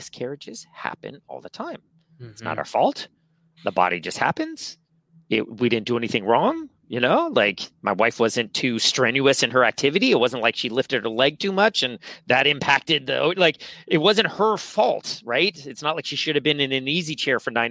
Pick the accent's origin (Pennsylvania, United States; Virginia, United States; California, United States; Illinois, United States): California, United States; San Francisco; born and raised here in San Francisco, I was born in the Castro, moved to Noe Valley when I was 4